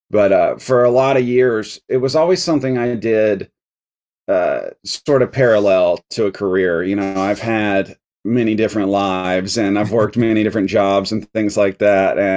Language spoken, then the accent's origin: English; North Carolina, United States; also born or lived in Atlanta, Georgia; I was born in Atlanta, Georgia although I don't really have any connection to that place. My parents were just living there at the time. I mostly grew up in North Carolina, all over the state.